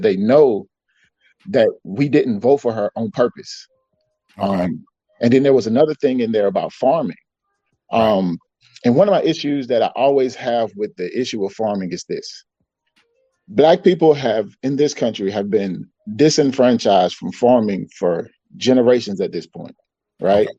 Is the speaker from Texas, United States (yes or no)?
no; Georgia, United States; I grew up in Georgia